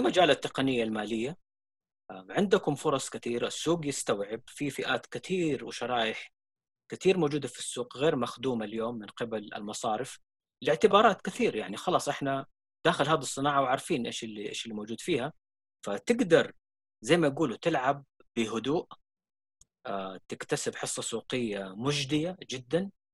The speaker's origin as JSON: {"language": "Arabic", "country": "Saudi Arabia", "said": "عندنا في السعوديه"}